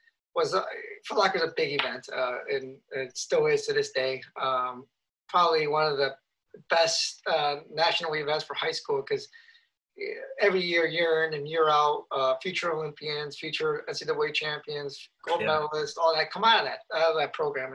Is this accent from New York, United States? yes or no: no; Chicago, Illinois, United States; moved away as an adult; also born or lived in Boulder, Colorado; Chicago, my hometown